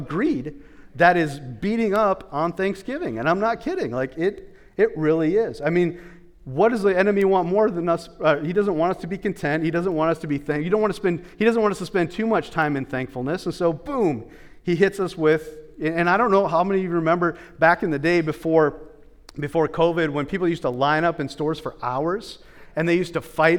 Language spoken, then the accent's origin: English; United States; as an American